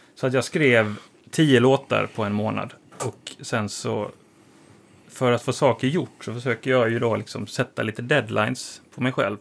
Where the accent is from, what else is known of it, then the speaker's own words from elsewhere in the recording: Halmstad, Halland County, Sweden; moved away as an adult; now in Stockholm, Sweden; Jag kommer från Halmstad från början